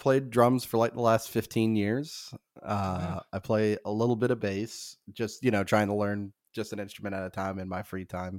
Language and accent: English; Southern United States, United States; accent: southern; I don't know why I decided to just pick the polar opposite state of where I'm from, but I just hope that they think that my southern accent belongs to the state of New York